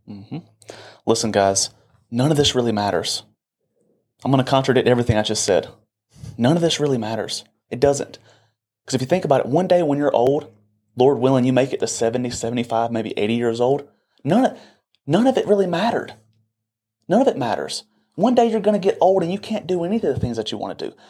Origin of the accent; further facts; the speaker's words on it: Boiling Springs, South Carolina, United States; I'm from Bowling Springs, South Carolina, and majority of the people in this little community stay within a twenty